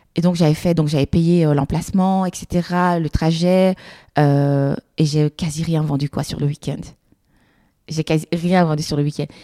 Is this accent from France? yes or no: no; Brussels, Brussels-Capital Region, Belgium; Je suis belge, je suis bruxellois